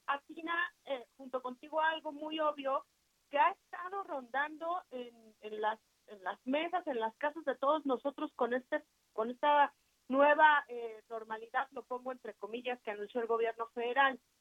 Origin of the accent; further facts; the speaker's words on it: Mexico; como mexicanos